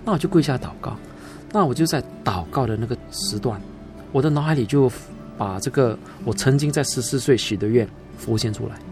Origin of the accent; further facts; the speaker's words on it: Singapore; also born or lived in Sabah, Malaysia; 在我一岁啊，我就从沙巴，啊，移民到新加坡